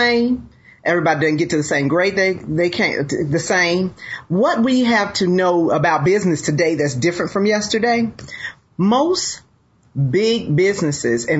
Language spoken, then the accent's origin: English; Georgia, United States; also born or lived in Chicago, Illinois; I left Chicago early on and moved here to Georgia